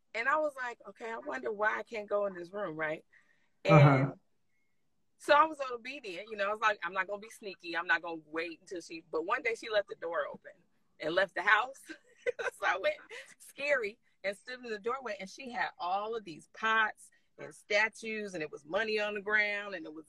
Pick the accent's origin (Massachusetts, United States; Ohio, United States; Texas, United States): Ohio, United States; Canton; I grew up in Canton, Ohio, small town, Ohio